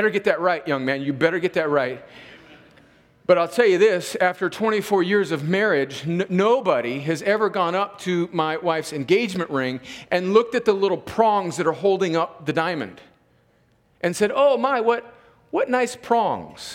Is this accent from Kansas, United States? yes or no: no; California, United States; moved away as an adult; now in Columbus, United States; I'm from California